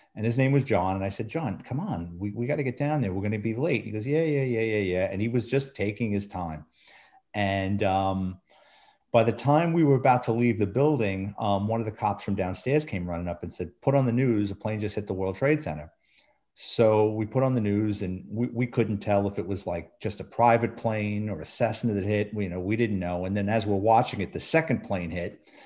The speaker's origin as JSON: {"language": "English", "town": "New York City", "region": "New York", "country": "United States", "tie": "born or raised there", "also_born_or_lived": "Central Florida", "moved": "as an adult", "lives_now": "Florida, United States", "said": "I lived in New York City my entire life."}